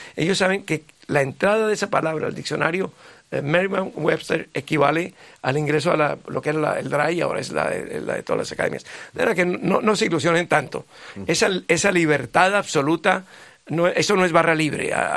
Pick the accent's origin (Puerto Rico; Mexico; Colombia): Colombia; Bogotá; accent: sudaca; No en Bogotá, de donde yo vengo